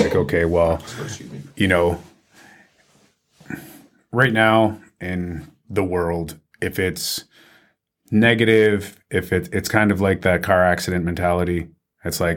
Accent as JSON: {"language": "English", "region": "Southern Ontario", "country": "Canada", "tie": "born or raised there", "said": "I grew up in Southern Ontario."}